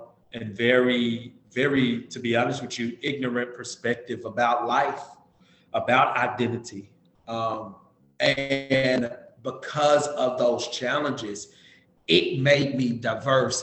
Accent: Dallas, Texas, United States; moved away as an adult; a Black man from America, a Black man from the inner city of Dallas

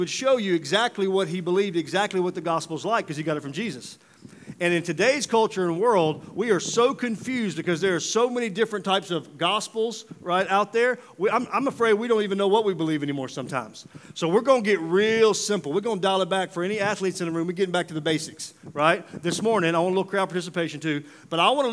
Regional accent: Mississippi, United States; moved away; I'm from Mississippi originally

